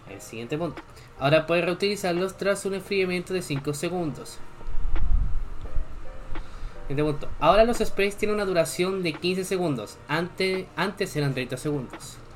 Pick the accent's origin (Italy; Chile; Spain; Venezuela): Chile; yo también soy de Chile, aunque me siento lo contrario. Mi acento dice lo contrario, pero sí soy de Chile.